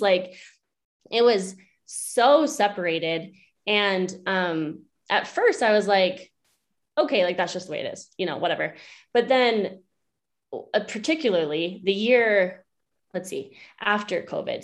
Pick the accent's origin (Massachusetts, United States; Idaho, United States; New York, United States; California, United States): Idaho, United States; Bear Lake; moved away as an adult; also born or lived in Alaska; now in Loveland, United States; I'm originally from Bear Lake, Idaho